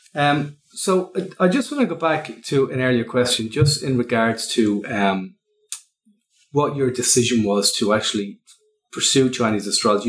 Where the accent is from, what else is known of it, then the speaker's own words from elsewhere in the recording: Ireland; accent: Irish; that's my Irish accent